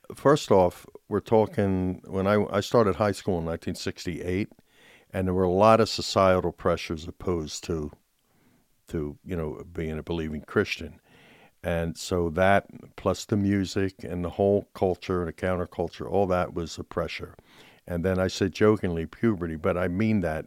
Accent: Philadelphia, Pennsylvania, United States; I grew up in Philadelphia, in Southwest Philadelphia, neighborhood of row homes

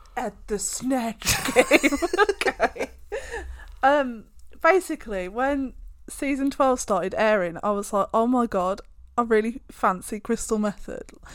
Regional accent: United Kingdom; we are British

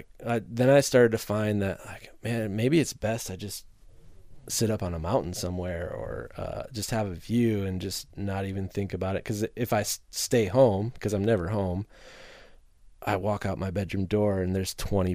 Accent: Illinois, United States; now in Milwaukee, United States; I grew up in Northern Illinois, not far from Milwaukee. It was an easy move for me.

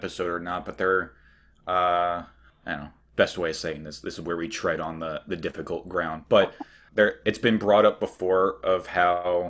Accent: New York, United States; I'm from New York

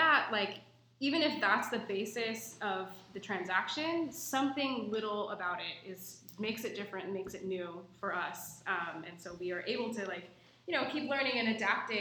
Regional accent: Pacific Northwest, United States; growing up in the Pacific Northwest

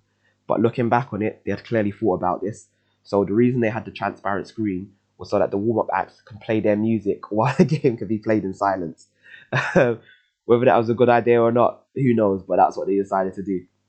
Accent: London, United Kingdom; for someone like myself growing up in the East End, which at the time was one of the most deprived areas in the UK

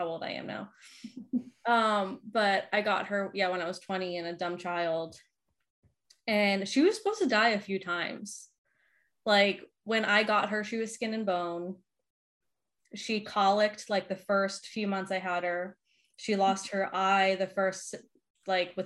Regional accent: Boston, Massachusetts, United States; moved away; I grew up, we lived in a few different parts, but my main running grounds were South Boston

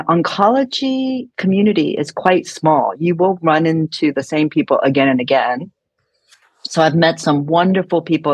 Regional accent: San Francisco, California, United States; I'm from San Francisco

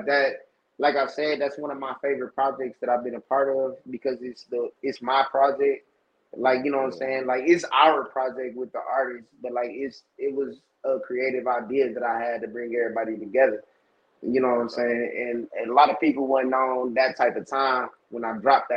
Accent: Saginaw, Michigan, United States; moved away as an adult; now in Florida, United States; I went to Arthur Eddy. I grew up on Carter Street, like right next to the high

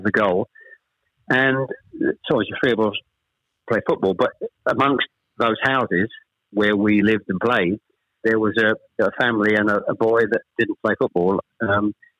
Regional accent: Chelmsford, East of England, United Kingdom; also born or lived in Ashton-under-Lyne, Greater Manchester; I was born in Ashton under Lyne. We actually moved south to Chelmsford when I was probably, I was the eldest of three, when I was probably about seven or eight

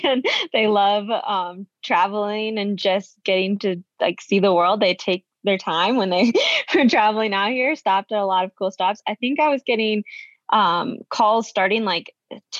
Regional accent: Iowa, United States; growing up in Iowa and growing up with two parents that love running

